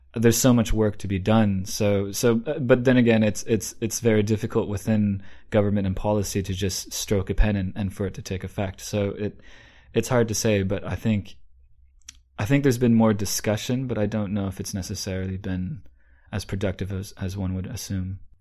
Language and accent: English; Vancouver, British Columbia, Canada; moved away; also born or lived in Shanghai / London; being a Canadian myself, born in Vancouver